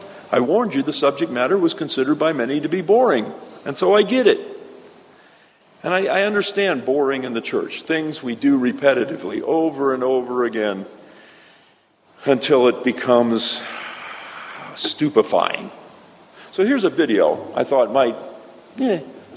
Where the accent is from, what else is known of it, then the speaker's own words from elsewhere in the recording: South Florida, United States; my hometown in South Florida